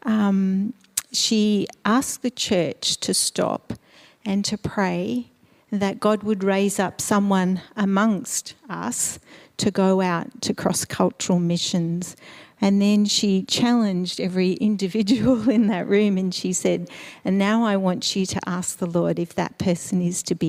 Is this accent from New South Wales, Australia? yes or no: no; Melbourne, Victoria, Australia; also born or lived in Eastern Europe / Slovakia; So I was born in Eastern Europe. My family background is from Slovakia. My parents migrated to Australia when I was 2 years old, and I was raised in Melbourne.